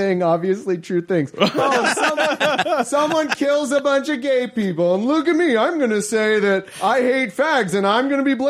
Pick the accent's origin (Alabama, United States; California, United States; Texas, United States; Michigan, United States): California, United States; I'm from California.